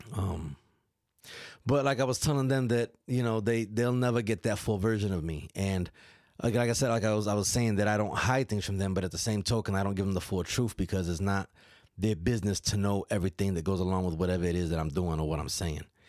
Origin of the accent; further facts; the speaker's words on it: New York, United States; accent: New York; moved away; my, my daughter and my son both emulate my accent a little bit